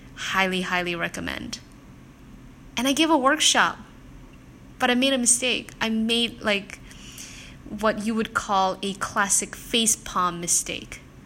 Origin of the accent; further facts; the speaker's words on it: South Korea; moved away; also born or lived in Japan; I'm not originally from Singapore, I'm actually from South Korea